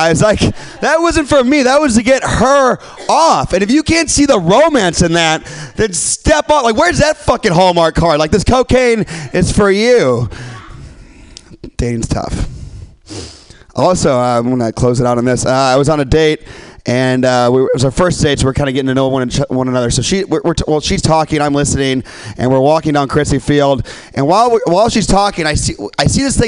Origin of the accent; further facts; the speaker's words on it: Midwest, United States; now in San Francisco, United States; I'm from the Midwest